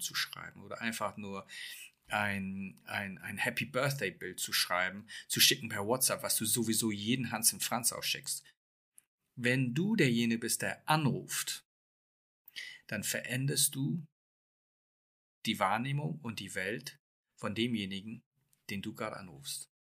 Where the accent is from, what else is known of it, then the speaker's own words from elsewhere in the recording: England, United Kingdom; moved away; ich bin gebürtiger Engländer